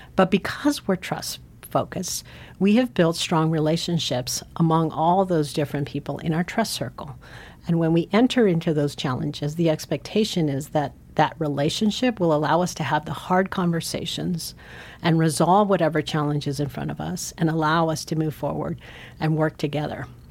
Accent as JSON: {"language": "English", "town": "San Francisco", "region": "California", "country": "United States", "tie": "born or raised there", "also_born_or_lived": "Guatemala", "moved": "as an adult", "lives_now": "Montana, United States", "said": "I actually grew up in San Francisco"}